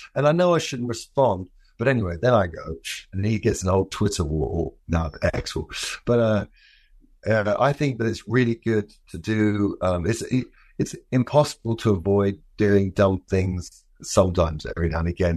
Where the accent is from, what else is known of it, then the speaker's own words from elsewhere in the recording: London, United Kingdom; I'm from London.